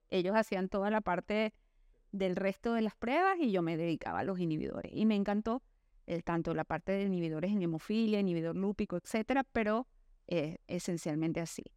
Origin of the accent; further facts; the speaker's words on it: Venezuela; vengo de Venezuela